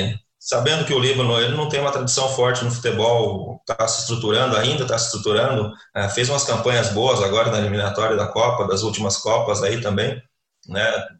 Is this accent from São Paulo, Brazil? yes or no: no; Paraná, Brazil; also born or lived in Lebanon; eu sou do Paraná